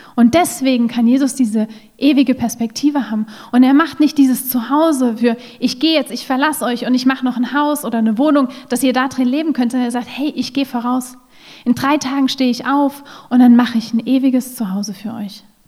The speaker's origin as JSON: {"language": "German", "country": "Germany", "also_born_or_lived": "Russia", "moved": "as an adult", "lives_now": "Salzburg, Austria", "said": "In Deutschland zu Hause, wo meine Familie ist, wo ich herkomme, oder in Russland zu Hause, wo ich zu dem Zeitpunkt gewohnt habe"}